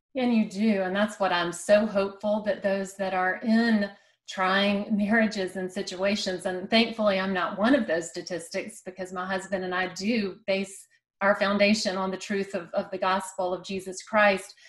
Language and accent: English; South Carolina, United States; I'm a South Carolinian and I'm kind of partial to anybody from my home state